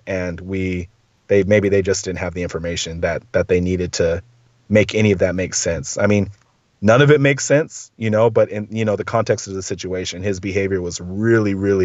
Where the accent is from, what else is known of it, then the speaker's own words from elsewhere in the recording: Southern California, United States; I grew up in Southern California. Like, I say dude every other word